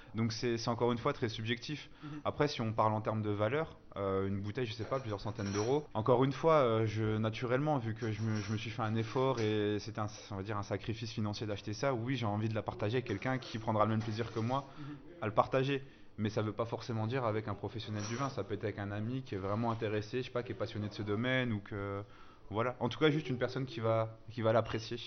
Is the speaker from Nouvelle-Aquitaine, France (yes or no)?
no; Bourgogne-Franche-Comté, France; moved away as an adult; also born or lived in Alsace; je viens de Franche-Comté. Je suis pas alsacien, moi, donc pareil, je suis franc-comtois.